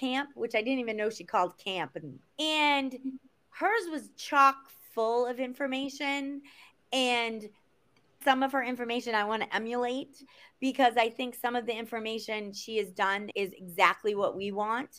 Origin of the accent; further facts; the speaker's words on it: Boston, Massachusetts, United States; I'm from Boston and we drink beer and we carry on and we have fun